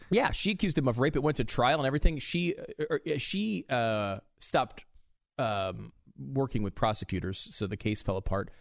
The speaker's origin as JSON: {"language": "English", "country": "United States", "said": "as an American"}